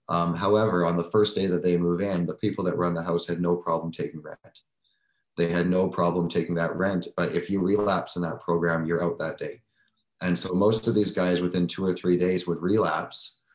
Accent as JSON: {"language": "English", "town": "Surrey", "region": "British Columbia", "country": "Canada", "tie": "born or raised there", "said": "I grew up in Surrey. I've, I've, I've lived in Surrey"}